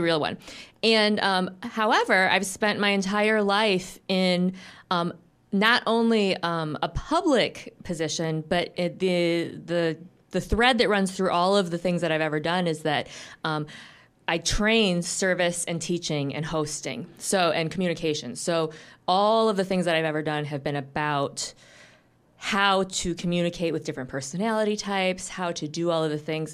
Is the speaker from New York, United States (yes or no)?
no; Grand Rapids, Michigan, United States; moved away; I'm from Grand Rapids originally, but I moved back after a fairly long time away about three years ago